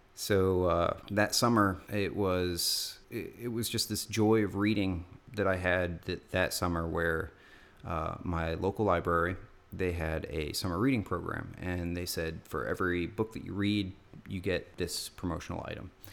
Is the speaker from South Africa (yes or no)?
no; Tucson, Arizona, United States; Growing up in Tucson